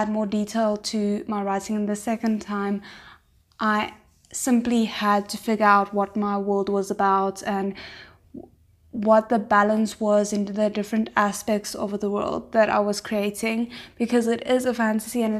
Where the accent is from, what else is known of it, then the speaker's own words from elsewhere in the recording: South Africa; I'm 23 years old and I'm from South Africa.